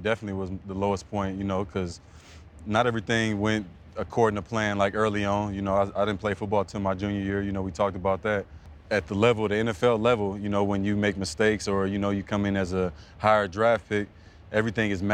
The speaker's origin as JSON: {"language": "English", "town": "East Palo Alto", "region": "California", "country": "United States", "said": "I'm from the Elephant Graveyard, man. I mean, I'm proud of where I'm from"}